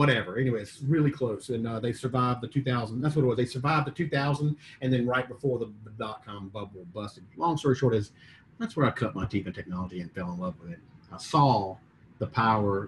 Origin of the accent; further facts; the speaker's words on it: Mississippi, United States; moved away as an adult; also born or lived in Atlanta; born and raised in Mississippi